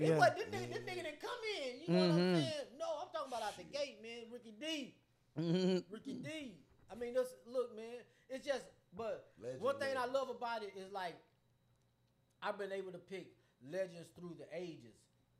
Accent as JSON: {"language": "English", "town": "Corpus Christi", "region": "Texas", "country": "United States", "said": "I'm from Texas"}